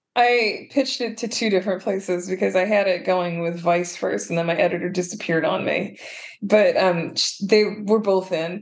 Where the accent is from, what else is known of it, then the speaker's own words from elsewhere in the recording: Madison, Wisconsin, United States; growing up in Madison, Wisconsin, which is not very black or non-white at all